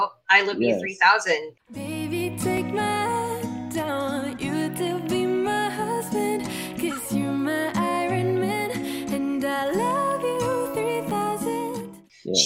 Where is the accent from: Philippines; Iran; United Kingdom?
Philippines; we in the Philippines, we have a tradition called All Saints Day